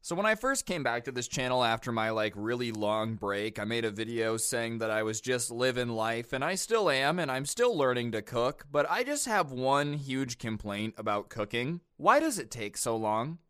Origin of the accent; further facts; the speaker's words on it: United States; I'm American